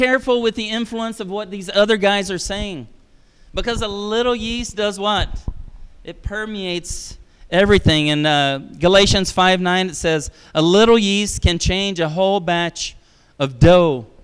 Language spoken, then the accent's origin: English; Brazil; moved away; I was raised in Brazil